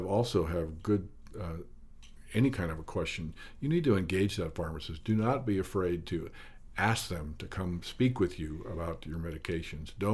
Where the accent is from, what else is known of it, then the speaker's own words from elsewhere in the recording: South Dakota, United States; moved away as an adult; now in Montana, United States; I grew up in South Dakota, but moved to Montana during my college years